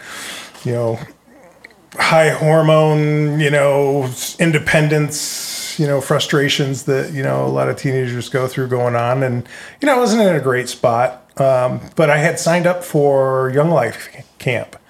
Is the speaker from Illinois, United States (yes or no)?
no; Grand Rapids, Michigan, United States; moved away as an adult; also born or lived in Linden, Michigan; We're both from Michigan, both from Grand Rapids